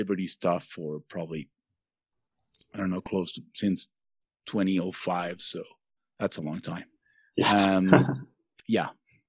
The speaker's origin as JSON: {"language": "English", "country": "Venezuela", "also_born_or_lived": "Mexico", "moved": "yes", "lives_now": "Mexico City, Mexico", "said": "I'm originally from Venezuela, but I've made my whole life here in Mexico since 25, 26 years."}